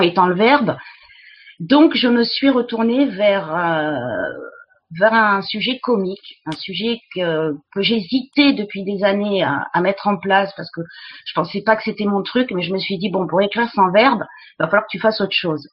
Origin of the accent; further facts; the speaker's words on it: about 20 km from Montségur, Occitania, France; moved away; also born or lived in Mexico; je suis originaire du sud-ouest de la France. J'habitais à 20, 20 km du château de Montségur, donc j'ai été bercée toute mon enfance par le catharisme